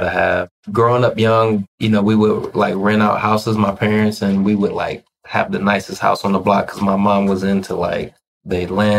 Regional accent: Ohio, United States; moved away; I'm originally from Ohio

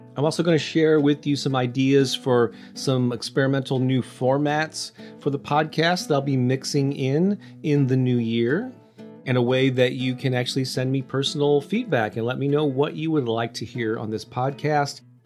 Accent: St. Louis, Missouri, United States; my hometown of Saint Louis

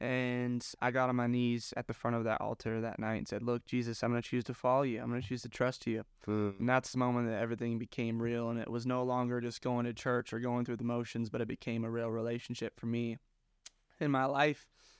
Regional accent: Sioux Falls, South Dakota, United States; also born or lived in Missouri; I'm from Sioux Falls, South Dakota. Was born in Joplin, Missouri.

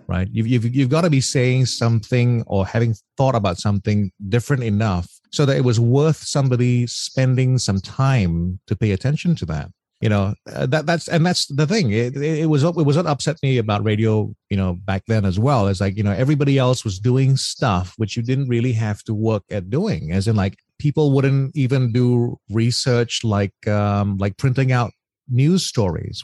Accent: Australia; moved away; I come from Australia

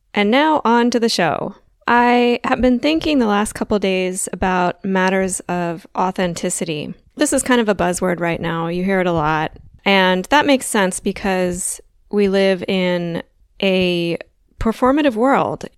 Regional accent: Delaware, United States; now in Southern United States; I grew up in the north of the United States, the northeast. Well, I'm from Delaware

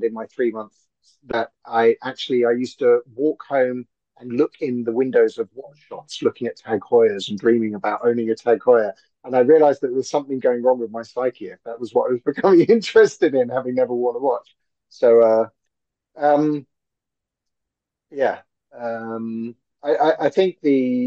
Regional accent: London, United Kingdom; I'm born and bred in Hackney. So I'm proper EastEnders.

